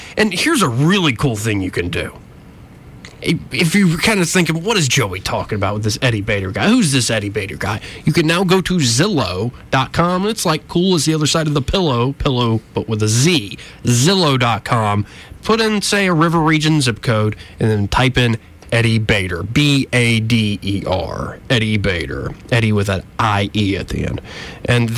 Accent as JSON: {"language": "English", "town": "Montgomery", "region": "Alabama", "country": "United States", "tie": "born or raised there", "said": "I was born and raised in Montgomery"}